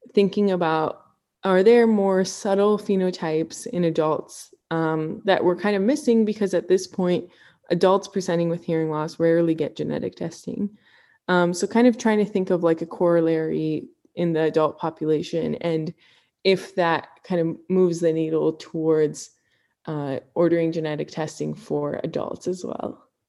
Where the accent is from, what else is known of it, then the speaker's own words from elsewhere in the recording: Ann Arbor, Michigan, United States; also born or lived in Cleveland, Ohio; I grew up in Ann Arbor, Michigan